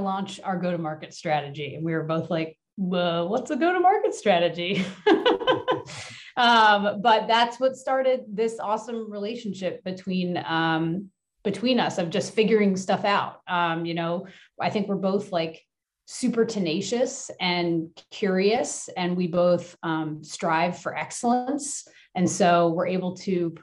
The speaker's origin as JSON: {"language": "English", "town": "Flourtown", "region": "Pennsylvania", "country": "United States", "tie": "born or raised there", "said": "I am from the Philadelphia area. I grew up in a place called Flower Town, which is like the baking flour, just north of Philadelphia"}